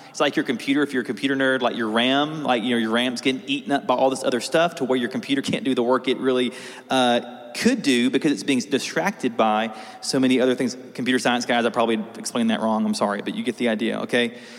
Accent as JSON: {"language": "English", "region": "South Alabama", "country": "United States", "tie": "born or raised there", "said": "I grew up Southern Baptist um, in South Alabama"}